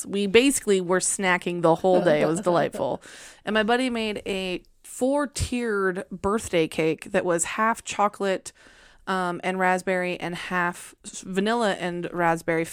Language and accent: English; Puget Sound, Washington, United States; I grew up swimming in the Puget Sound